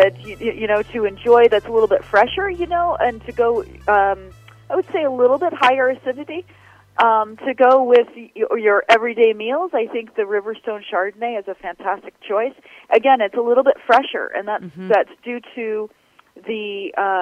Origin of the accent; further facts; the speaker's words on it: Sonoma County, California, United States; also born or lived in Italy / South Africa; I grew up in Sonoma County.